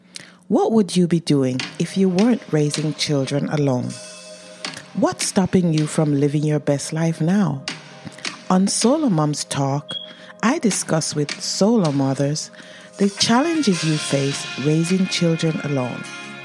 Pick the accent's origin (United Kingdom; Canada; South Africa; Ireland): United Kingdom; England; Sonia and I go way back from our time growing up in England.